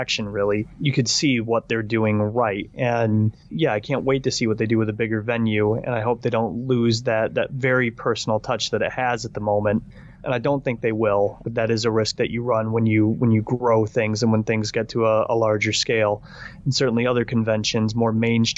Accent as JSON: {"language": "English", "region": "Michigan", "country": "United States", "moved": "yes", "lives_now": "United Kingdom"}